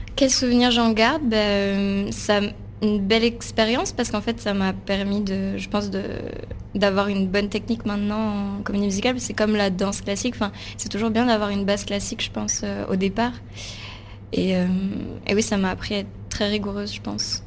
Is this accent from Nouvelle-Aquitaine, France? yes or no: no; Palaiseau, Île-de-France, France; J'ai grandi en région parisienne, à Palaiso.